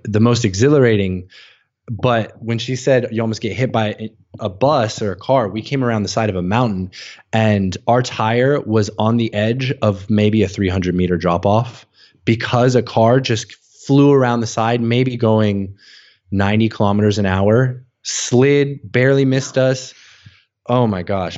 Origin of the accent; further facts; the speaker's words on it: United States; moved away as an adult; growing up as an American